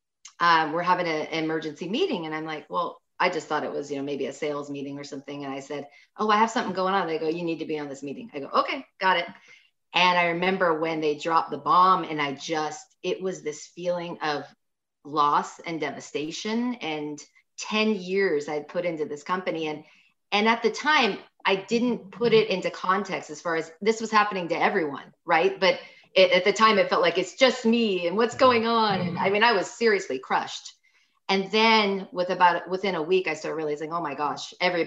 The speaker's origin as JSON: {"language": "English", "area": "Silicon Valley", "region": "Northern California", "country": "United States", "moved": "as an adult", "lives_now": "Sacramento, United States", "said": "I come from Silicon Valley. I'm from Northern California, right?"}